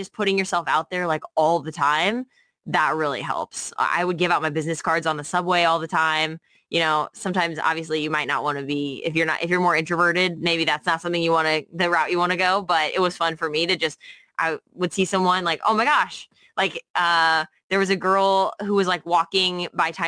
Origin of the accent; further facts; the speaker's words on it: St. Louis, Missouri, United States; moved away as an adult; now in New York City, United States; I came from St. Louis, Missouri, where I'm from